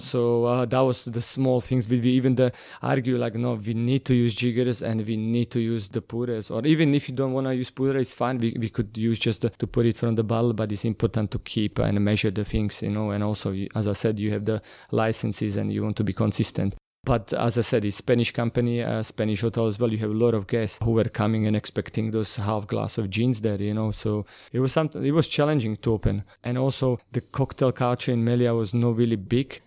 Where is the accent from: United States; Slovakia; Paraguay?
Slovakia; North Slovakia; English is a second language; moved away as an adult; now in London, United Kingdom; I'm originally from Slovakia